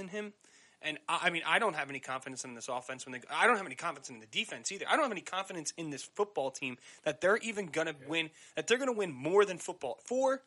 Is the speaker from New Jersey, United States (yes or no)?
yes; New Jersey, United States; accent: South Jersey; my South Jersey accent